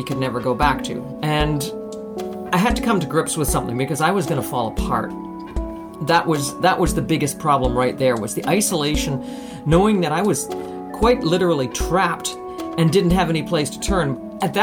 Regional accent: Canada; also born or lived in Russia; I am Canadian

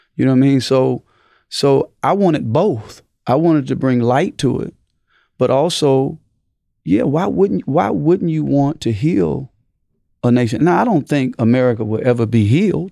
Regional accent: Mississippi, United States; moved away; I came from Mississippi

